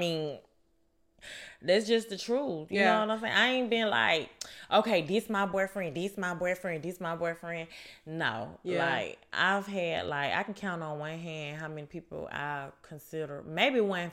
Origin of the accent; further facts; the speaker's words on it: Atlanta, Georgia, United States; also born or lived in Alabama; I'm from here, straight from here